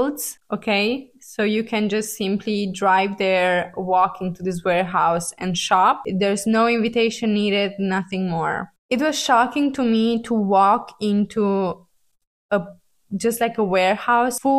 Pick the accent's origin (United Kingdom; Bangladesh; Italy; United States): Italy; I'm from Italy